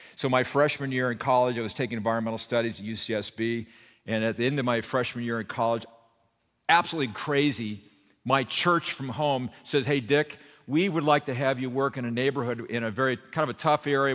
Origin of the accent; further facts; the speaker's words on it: Burbank, California, United States; also born or lived in Santa Barbara; I grew up in Burbank over here